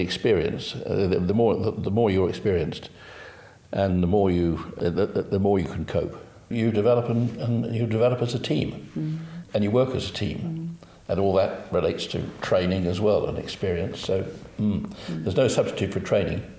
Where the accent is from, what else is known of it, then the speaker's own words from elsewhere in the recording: South Africa; moved away as an adult; I grew up in South Africa, I did my aptitude tests with the University of the Witwatersrand, Johannesburg University